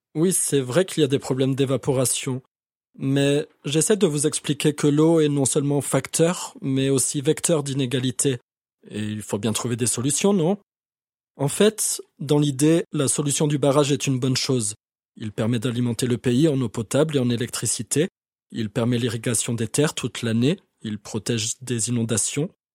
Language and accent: French; France; En tant que Français